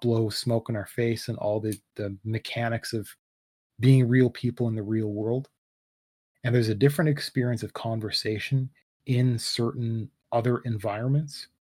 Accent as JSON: {"language": "English", "country": "Canada", "said": "I'm Canadian"}